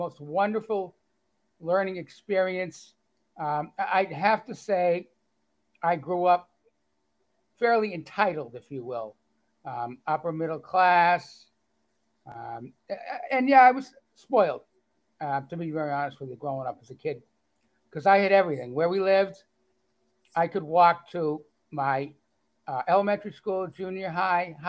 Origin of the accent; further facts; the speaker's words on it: Lexington, Massachusetts, United States; accent: Boston; moved away as an adult; now in Gainesville, Georgia, United States; I am originally from historic Lexington, Massachusetts.